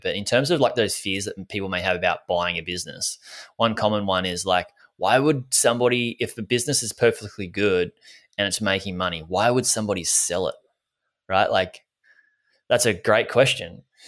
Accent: Gold Coast, Queensland, Australia; I grew up on the Gold Coast in Australia.

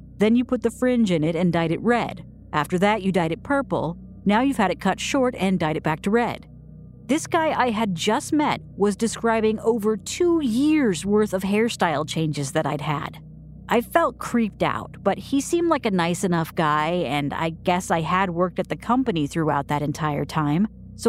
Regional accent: United Kingdom; I'm British, and it's therefore impossible for me to be impolite.

